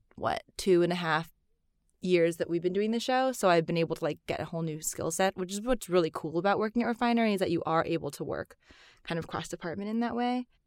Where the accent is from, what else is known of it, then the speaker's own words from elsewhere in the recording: United States; I am Chinese American. My mom is from Singapore and my dad's actually Chinese from Madagascar.